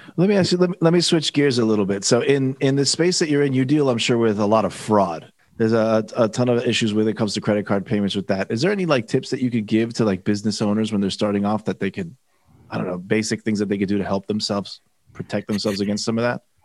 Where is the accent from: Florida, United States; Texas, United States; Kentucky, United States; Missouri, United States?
Florida, United States; Miami; I'm from Miami